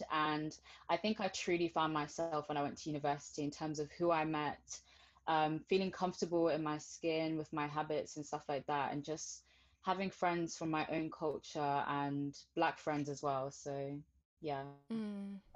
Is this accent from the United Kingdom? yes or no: yes; United Kingdom; also born or lived in Zimbabwe / Botswana; I moved to the UK when I was five, and I would say my upbringing was interesting because where I lived was a predominantly white place